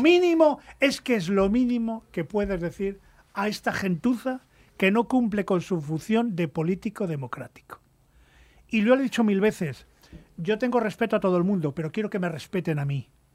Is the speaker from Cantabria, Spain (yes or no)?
yes; Cantabria, Spain; mi tierra